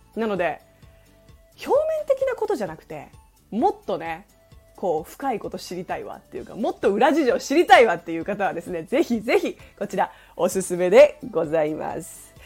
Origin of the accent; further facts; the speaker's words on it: Japan; also born or lived in South Korea; 私韓国生まれ日本育ち日韓バイリンガル